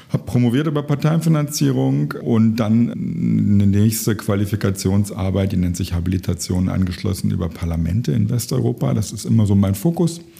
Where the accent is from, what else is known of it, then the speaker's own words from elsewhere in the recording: Lower Saxony, Germany; ich habe Politik studiert in Göttingen das ist in der Nähe meiner äh, Heimat, wo ich aufgewachsen bin.